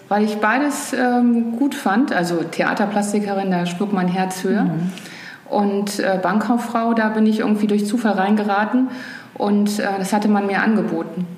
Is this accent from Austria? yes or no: no; Rhineland, Germany; now in Hamburg, Germany; als Rheinländerin